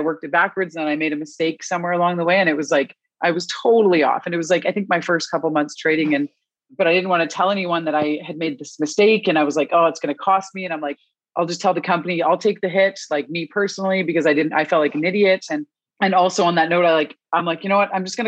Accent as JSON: {"language": "English", "country": "Canada", "said": "I am Canadian."}